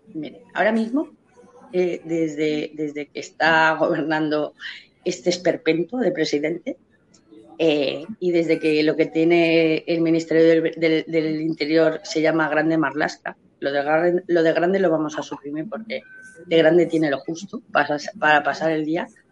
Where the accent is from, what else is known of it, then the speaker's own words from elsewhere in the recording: Spain; como madre como española, como ciudadana española, porque lo soy a mucha honra